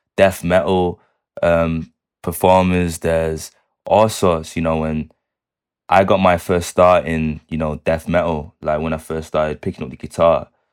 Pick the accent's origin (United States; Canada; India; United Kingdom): United Kingdom; Manchester, North West England; that's my hometown, man. It's where I'm born and raised